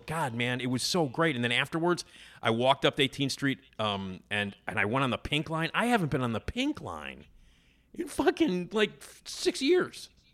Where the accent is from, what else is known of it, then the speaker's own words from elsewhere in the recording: Chicago, Illinois, United States; I grew up, you know, in Wrigleyville, you know, like in the city